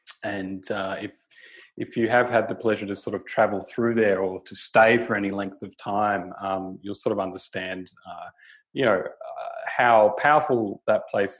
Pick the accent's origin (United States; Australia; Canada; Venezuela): Australia; also born or lived in Kimberley; being Australian and sort of, you know, living on the South Coast